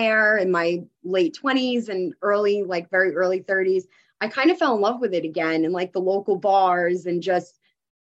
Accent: New York City, New York, United States; moved away; But I'm originally from Queens. I'm originally from the city. And I was born and raised there and grew up there my whole life.

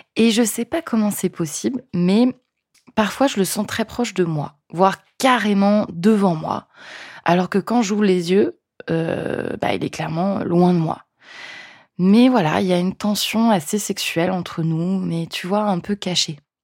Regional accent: France; accent: French; mon super accent français

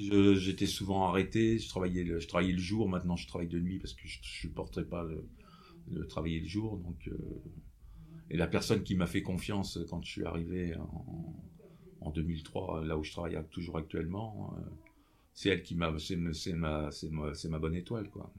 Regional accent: Nevers, Bourgogne-Franche-Comté, France; Je suis originaire de Nevers. J'ai passé mon enfance euh, sur cette région.

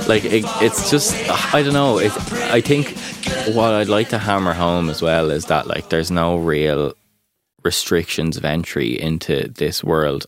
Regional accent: Ireland; as Irish people

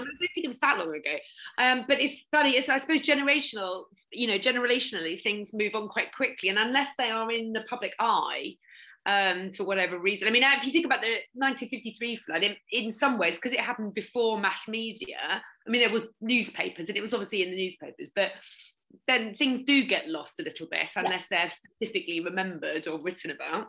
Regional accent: Norfolk, East of England, United Kingdom; I'm from Norfolk

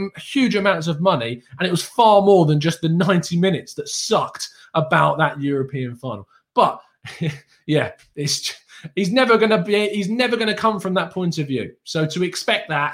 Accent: England, United Kingdom; as an English guy

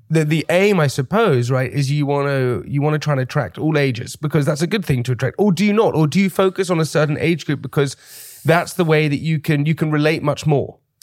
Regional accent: London, United Kingdom; also born or lived in Oxford; I grew up kind of in London

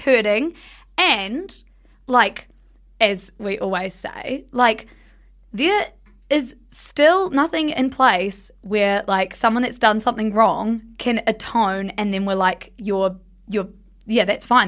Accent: South Island, New Zealand; we grew up in the South Island

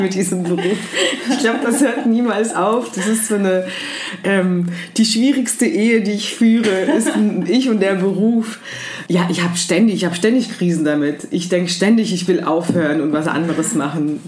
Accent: Heidelberg, Baden-Württemberg, Germany; also born or lived in Kyiv, Ukraine; now in Berlin, Germany; Ich bin in der Ukraine allerdings geboren. Als ich ähm, zehn Jahre alt war, ist meine Familie nach Deutschland ausgewandert, aus Kiew. Und dann bin ich größtenteils in Heidelberg aufgewachsen

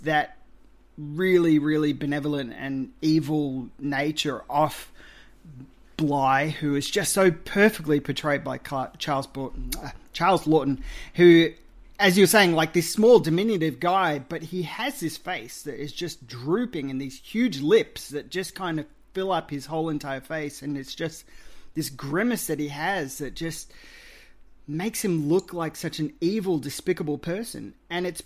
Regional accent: Australia; as an Australian

